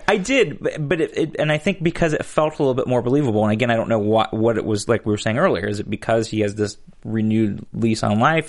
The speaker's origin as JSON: {"language": "English", "town": "Chicago", "region": "Illinois", "country": "United States", "tie": "born or raised there", "moved": "yes", "said": "I was born in Chicago"}